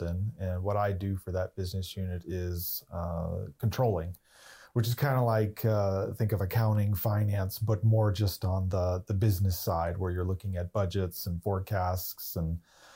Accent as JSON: {"language": "English", "town": "Plano", "region": "Texas", "country": "United States", "tie": "born or raised there", "also_born_or_lived": "Dallas, Texas", "said": "Born in Dallas, but grew up in Plano"}